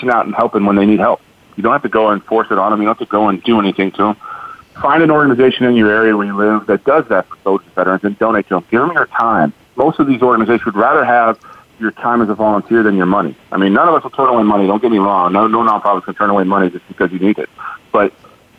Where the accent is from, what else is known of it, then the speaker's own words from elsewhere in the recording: Chicago, Illinois, United States; moved away as an adult; now in Fort Hood, United States; I'm from Chicago